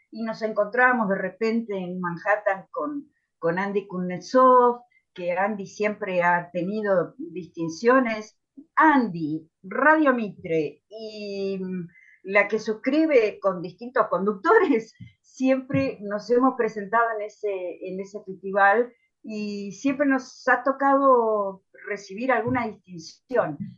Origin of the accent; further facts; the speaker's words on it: Tandil, Buenos Aires Province, Argentina; now in Buenos Aires, Argentina; yo me vine a Buenos Aires de Tandil en el año 70, así que estudié periodismo tres años en el Grafo